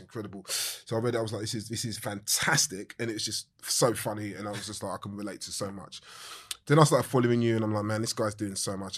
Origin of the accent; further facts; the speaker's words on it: London, United Kingdom; I grew up more southeast